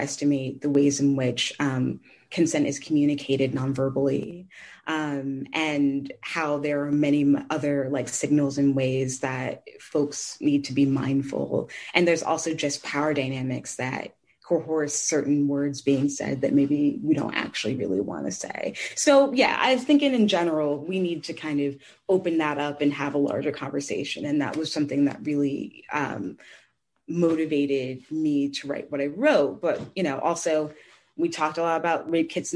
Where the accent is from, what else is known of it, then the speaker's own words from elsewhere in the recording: St. Louis, Missouri, United States; I grew up in St. Louis